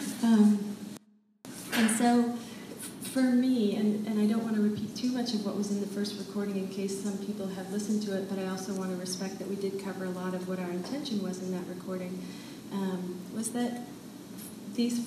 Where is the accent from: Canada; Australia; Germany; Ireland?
Canada; London, Ontario; moved away as an adult; also born or lived in Europe / Paris; I grew up in London, Ontario.